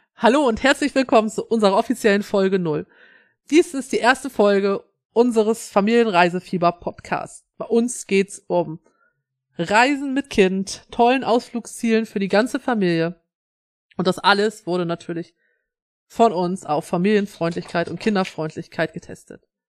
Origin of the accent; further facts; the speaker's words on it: Schleswig-Holstein, Germany; als Schleswig-Holsteiner